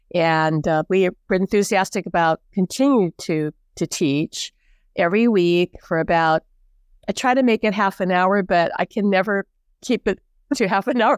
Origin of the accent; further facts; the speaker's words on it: Hawaii, United States; born and raised in Hawaii